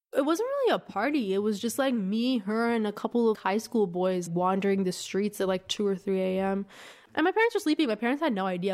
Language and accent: English; Masjed Soleyman, Khuzestan, Iran; moved away; I was born in a small town called Masjid Suleiman in southern Iran